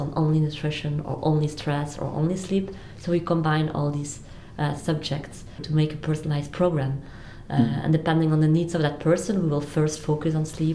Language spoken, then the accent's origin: English; Belgium; also born or lived in Ghent / Spain; we're from Belgium, so we're based in Ghent, but we operate in London